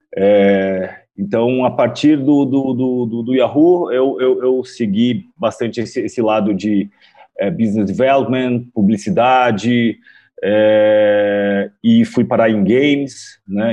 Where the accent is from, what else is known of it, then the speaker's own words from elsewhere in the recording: São Paulo, Brazil; eu sou daqui de São Paulo. Quem me conhece sabe que sou com essa cara de japonês, mas sou brasileiro